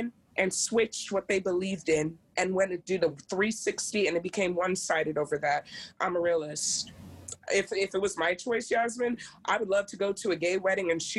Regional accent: United States; now in Maryland, United States; I am African American

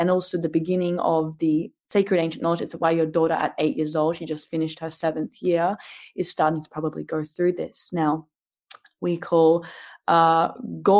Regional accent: Australia; I'm Australian

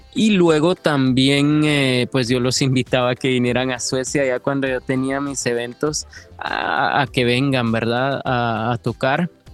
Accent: Guatemala; moved away as an adult; now in Sweden; yo sí salí de Guatemala

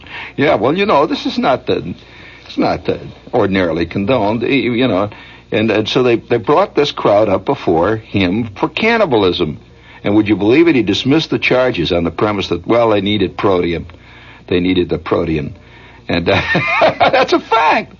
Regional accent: Hammond, Indiana, United States; now in New York, United States; my hometown, Hammond

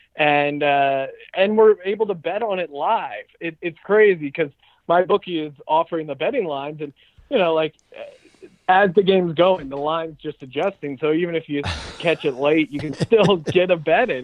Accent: Philadelphia, Pennsylvania, United States; growing up in Philly

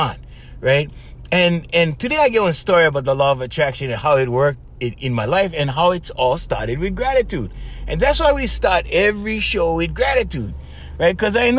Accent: Hawaii, United States; We're coming from Hawaii

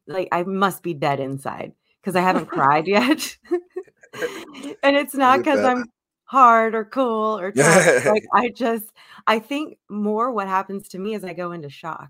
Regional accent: Cincinnati, Ohio, United States; moved away as an adult; now in Florida, United States; I'm from Cincinnati, born and raised my whole life. I've lived in Florida for the last couple years

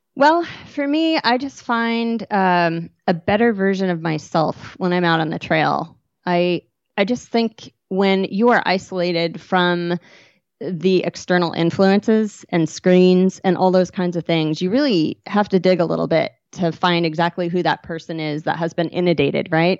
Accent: Western Washington, United States; also born or lived in Bellingham, Washington / San Juan Islands, Washington / Marysville, Washington / Seattle, Washington; I grew up in Western Washington

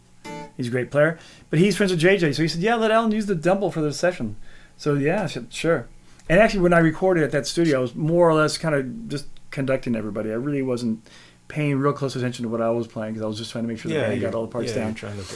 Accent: Alabama, United States; When I was growing up in Alabama, we used to go into Walmart there

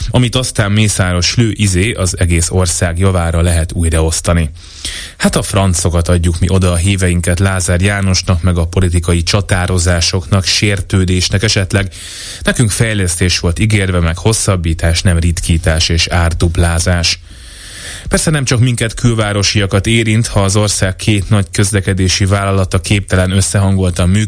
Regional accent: Budapest, Hungary; Csepeli vagyok, ugyanis Csepel pedig Budapesten található.

